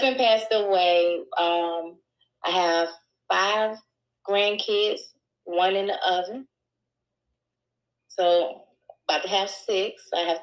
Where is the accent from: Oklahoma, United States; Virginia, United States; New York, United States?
Virginia, United States; Richmond; moved away as an adult; also born or lived in Lake Charles, Louisiana / Orange, Texas / Houston, Texas; So I was born in Richmond, Virginia. Went to school mostly in Richmond, Virginia.